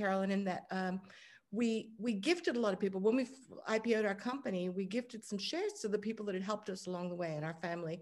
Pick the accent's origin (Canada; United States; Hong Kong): Hong Kong; I grew up in Hong Kong